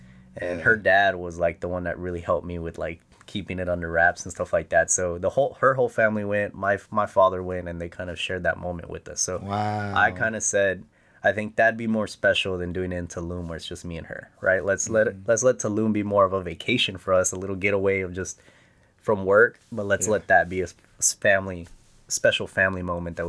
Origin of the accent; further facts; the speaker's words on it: Presidio, Texas, United States; But Lajitas is only about an hour away from my hometown of Presidio.